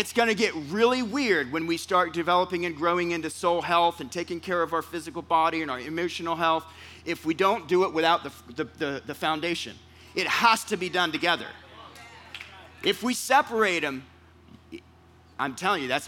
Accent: California, United States; I'm from California.

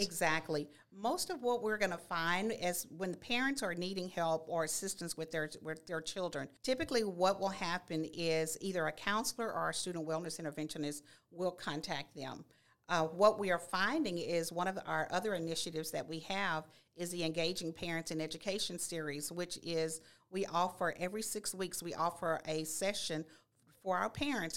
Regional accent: Nacogdoches, Texas, United States; now in Baytown, United States; I am a native of Nacogdoches, born and raised

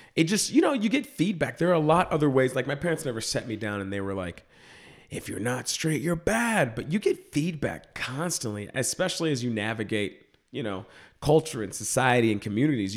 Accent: Dallas, Texas, United States; moved away; I grew up in Dallas, Texas. I'm from the suburbs of Dallas

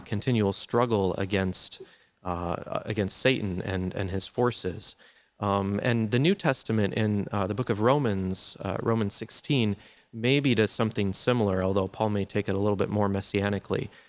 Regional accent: Wisconsin, United States; I grew up in Wisconsin, which is the land of cheese and, uh, Green Bay Packers

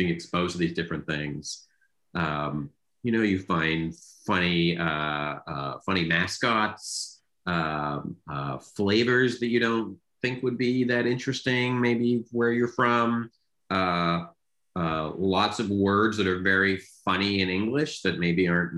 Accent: Canada; growing up in Canada in that era that I did

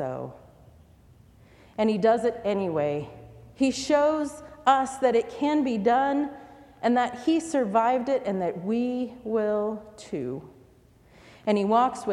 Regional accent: United States; Like many immigrants, she hoped that my life growing up in America would mean a comfortable life.

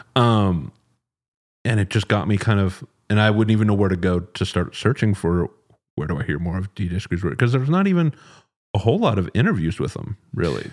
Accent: Dallas, Texas, United States; moved away as an adult; now in Austin, United States; I'm originally from Dallas, um, moved to Austin nine-ish years ago

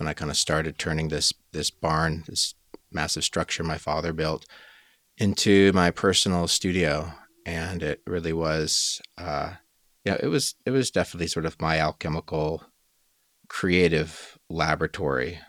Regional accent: Colorado, United States; moved away as an adult; I was born here in Colorado, where I currently live

